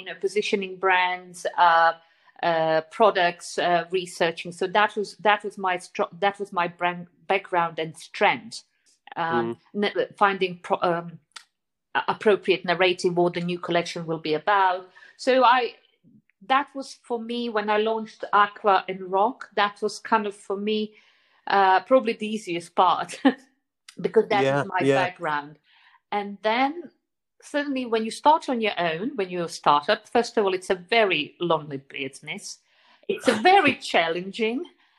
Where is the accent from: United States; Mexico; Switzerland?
Switzerland; Zurich; probably come from the time for me as a teenager growing up in Zurich.